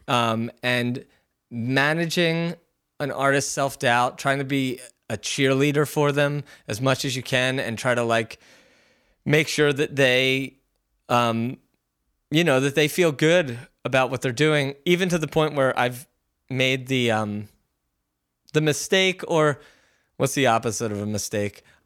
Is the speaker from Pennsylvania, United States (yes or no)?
yes; Philadelphia, Pennsylvania, United States; moved away as an adult; now in Los Angeles, United States; You and I are from Philly